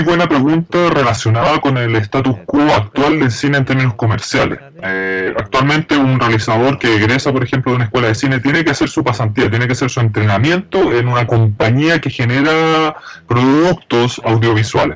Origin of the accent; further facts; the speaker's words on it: Fukuoka, Japan; yo soy de Fukuoka, llamo mucho este, mi pueblo natal